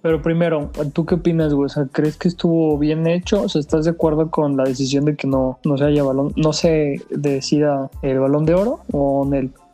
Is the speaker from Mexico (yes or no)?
yes; Mexico